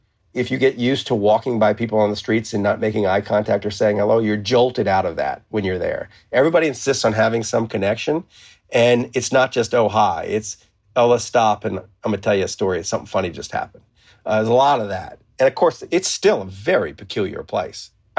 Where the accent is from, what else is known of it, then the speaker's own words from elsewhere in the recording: New Orleans, Louisiana, United States; I mean, I don't sound like I'm from the South, right? Not very much. So there's a lot of variety in New Orleans.